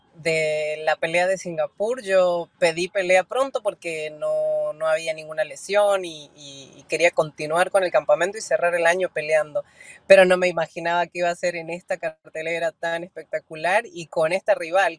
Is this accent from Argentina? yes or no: yes; Argentina; todo el mundo sabe que soy argentina